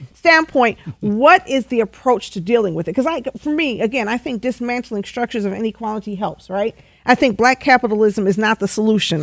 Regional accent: Detroit, Michigan, United States; I grew up in Detroit

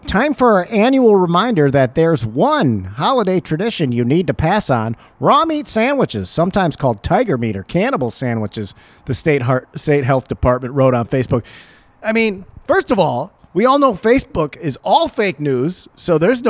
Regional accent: Wisconsin, United States; Yeah, fucking just because I'm American and I eat... Well, it's Wisconsin, eh?

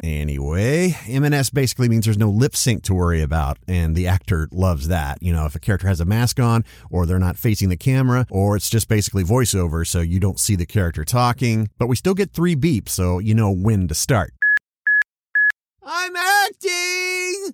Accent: Dallas, Texas, United States; I'm from Dallas

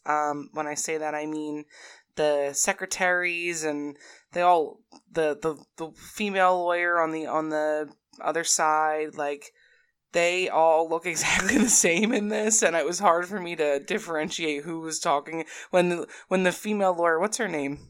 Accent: New Jersey, United States; I'm also from New Jersey

